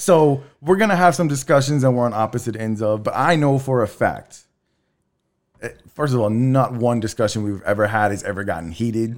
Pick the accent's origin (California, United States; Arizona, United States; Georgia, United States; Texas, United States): Texas, United States; Texas City; also born or lived in La Marque, Texas; I grew up in Texas City, Lamarck.